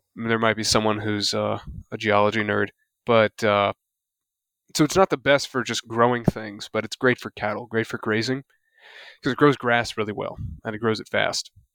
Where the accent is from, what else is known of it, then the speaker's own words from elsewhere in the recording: the South, United States; I'm from the South.